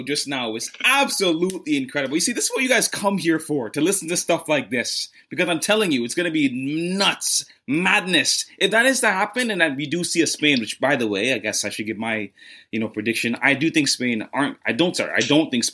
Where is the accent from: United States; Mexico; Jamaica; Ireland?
Jamaica; now in Canada; I'm Jamaican